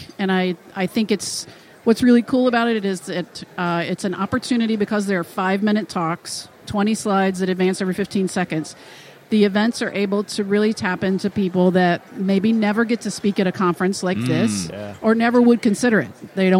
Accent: the South, United States; accent: southern; My southern accent

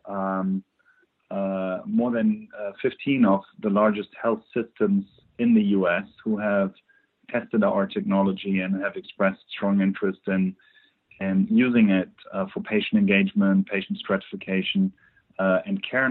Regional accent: Germany; accent: German; English is a second language; as you can probably tell on my accent, I'm originally from Germany.

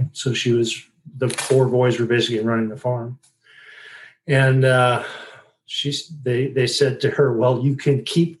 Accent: Sturgeon Bay, Wisconsin, United States; I grew up in a little town called Sturgeon Bay, Wisconsin

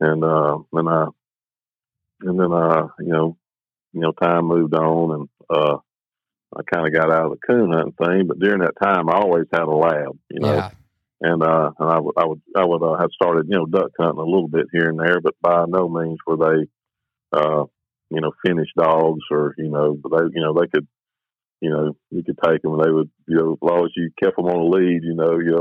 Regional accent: Saraland, Alabama, United States; moved away as an adult; now in Caledonia, Mississippi, United States; I grew up in South Alabama, a little town called Saraland, just north of Mobile

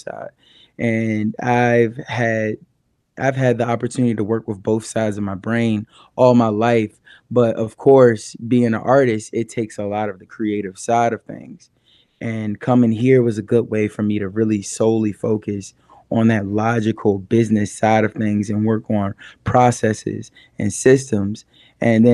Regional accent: Richmond, Virginia, United States; also born or lived in New York City; now in Asheville, United States; I'm from Richmond, Virginia originally, but I moved to New York City and I lived out there for 4 years.

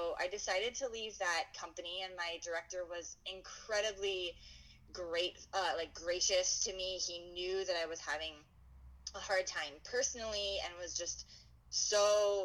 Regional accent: Pennsylvania, United States; moved away as an adult; also born or lived in Erie, Pennsylvania / Sarasota, Florida; now in Madison, United States; I grew up in Pennsylvania

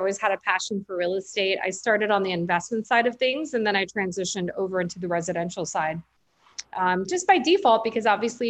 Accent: Buffalo, New York, United States; moved away as an adult; also born or lived in Chicago / Arizona / Tampa; now in Costa Rica; I was born in Chicago and I grew up in Buffalo, New York. Lived there till I was 18, and then I moved out to the West Coast.

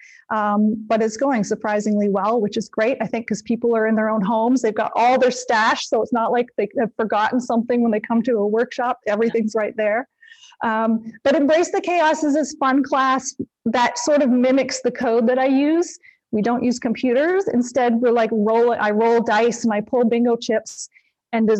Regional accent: Canada; I'm Canadian

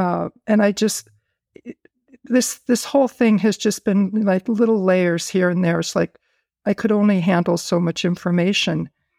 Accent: Buffalo, New York, United States; born there; She gave me the information of the doctor that delivered me back in New York, where I was born in Buffalo, New York.

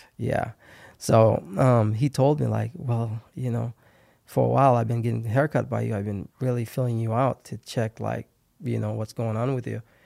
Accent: Haiti; English is a second language; now in Fargo, United States; I grew up in Haiti, got, got here in ninety-seven.

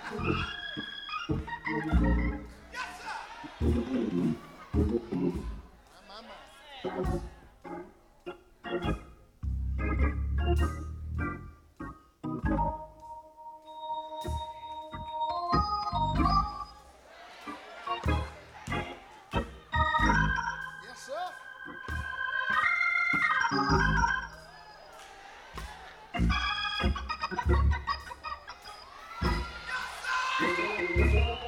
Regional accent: Georgia, United States; my home state, Georgia

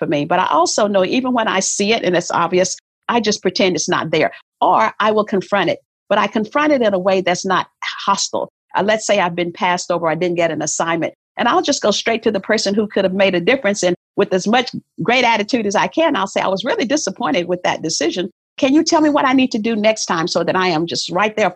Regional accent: the South, United States; I was born in the South

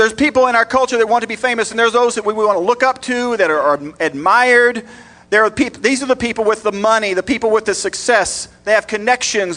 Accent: Texas, United States; I grew up in Texas

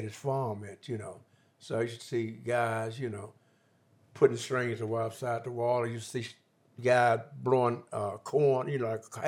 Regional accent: Mississippi, United States; moved away; also born or lived in Chicago; I was born in Mississippi

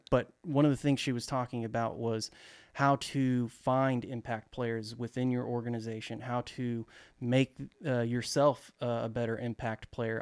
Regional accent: Dallas, Texas, United States; I'm actually from Dallas, uh, Texas, to be specific, you know, the great state of Texas.

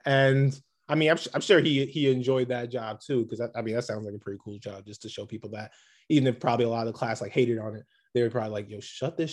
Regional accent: New York City, New York, United States; growing up in New York. Like, I remember back when I was a kid in Canarsie, Brooklyn

